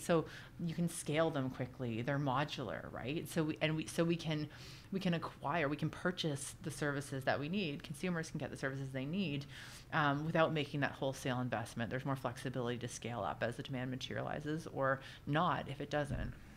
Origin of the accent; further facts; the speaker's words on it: Oshawa, Ontario, Canada; I grew up in South Oshawa